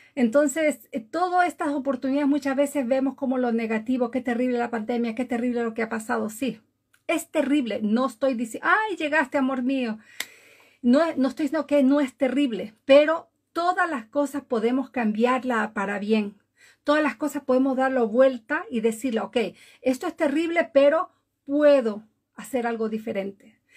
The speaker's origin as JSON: {"language": "Spanish", "region": "Galápagos", "country": "Ecuador", "tie": "born or raised there", "moved": "yes", "lives_now": "Norway", "said": "Vivo en Noruega desde hace muchísimos años, pero nací en Galápagos, Ecuador."}